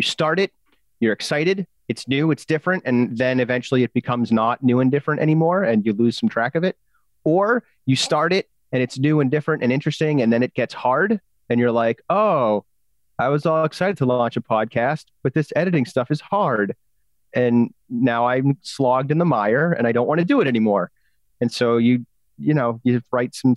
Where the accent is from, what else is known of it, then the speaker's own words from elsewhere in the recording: England, United Kingdom; I'm the English guy